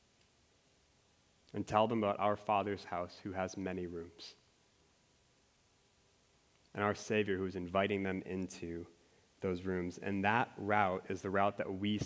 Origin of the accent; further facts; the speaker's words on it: Minnesota, United States; I'm from Minnesota